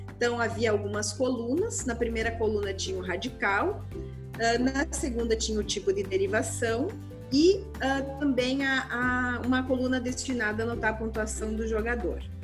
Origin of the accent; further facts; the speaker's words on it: Gaúcha, Rio Grande do Sul, Brazil; moved away; also born or lived in Santa Catarina; sou gaúcha